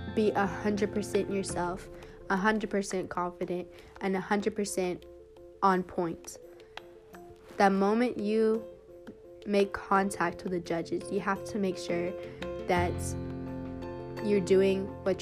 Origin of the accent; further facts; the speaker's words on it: Kansas City, Kansas, United States; I am 17 years old, and I'm from Kansas City, Kansas.